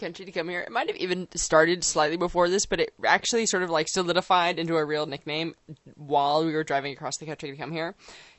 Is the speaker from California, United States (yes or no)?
yes; California, United States; moved away; I'm Californian, though.